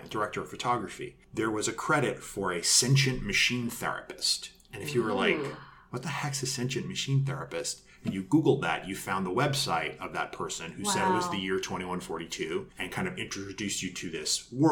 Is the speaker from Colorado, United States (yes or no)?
no; New York, United States; moved away as an adult; now in Los Angeles, United States; I came to LA in 2002 from New York. I'm from New York originally.